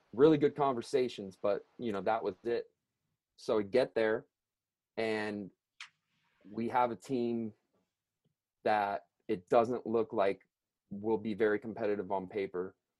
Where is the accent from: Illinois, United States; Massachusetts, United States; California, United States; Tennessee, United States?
California, United States; Long Beach; where I grew up in Southern California and at Long Beach